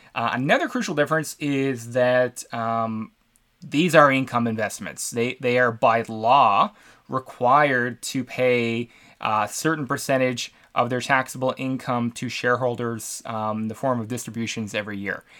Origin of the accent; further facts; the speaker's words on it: Canada; I'm from Canada